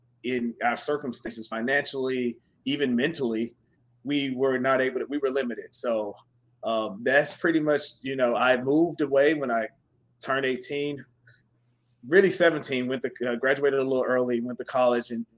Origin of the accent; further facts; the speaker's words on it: Chattanooga, Tennessee, United States; accent: Southern drawl; moved away as an adult; I'm originally from Chattanooga, Tennessee, born and raised